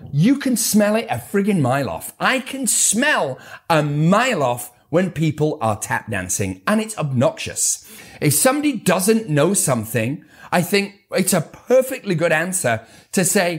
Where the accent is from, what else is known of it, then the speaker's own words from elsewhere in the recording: United Kingdom; I'm too British.